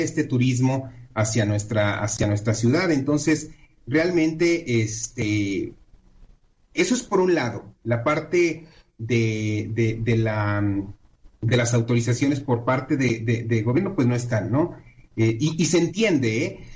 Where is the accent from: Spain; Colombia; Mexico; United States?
Mexico; como mexicanos